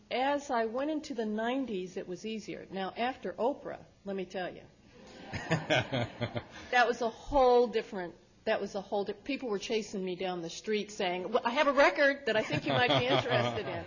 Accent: Berkeley, California, United States; also born or lived in Louisiana; I was born here in Berkeley

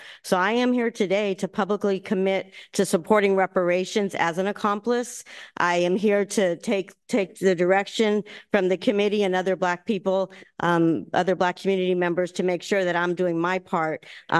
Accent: Chicago, Illinois, United States; born there; also born or lived in Baltimore / Washington, D.C.; now in San Francisco, United States; I was born in Chicago. Then I lived in Baltimore and Washington, D.C. before I moved to San Francisco in 1971. So I was always in majority Black cities.

